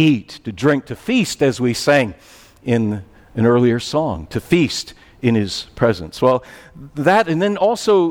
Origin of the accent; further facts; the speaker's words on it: United States; being American